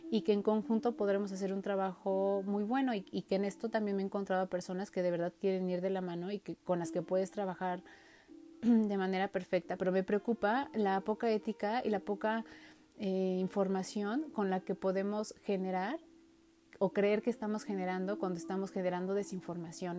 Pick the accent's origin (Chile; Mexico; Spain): Mexico; nosotros como mexicanos